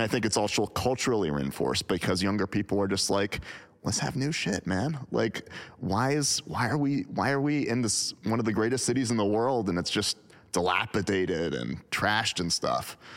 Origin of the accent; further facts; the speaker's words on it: United States; I'm speaking as an American